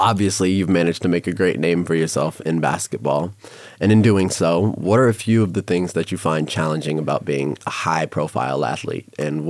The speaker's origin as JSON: {"language": "English", "region": "New York", "country": "United States", "moved": "yes", "lives_now": "Las Vegas, United States", "said": "I'm from New York"}